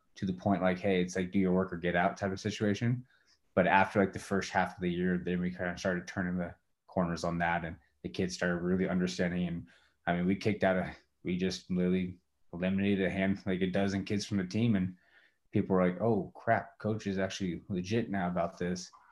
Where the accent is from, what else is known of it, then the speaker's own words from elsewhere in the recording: Walla Walla, Washington, United States; moved away as an adult; also born or lived in Spokane, Washington / Colorado; now in Richland, United States; back to my hometown Walla Walla